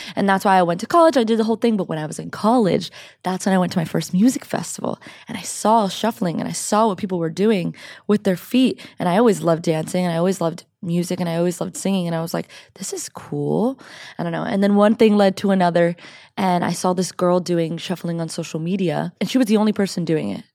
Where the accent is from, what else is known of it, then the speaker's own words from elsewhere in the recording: Miami, Florida, United States; moved away as an adult; also born or lived in Orlando, Florida; now in California, United States; I'm from Miami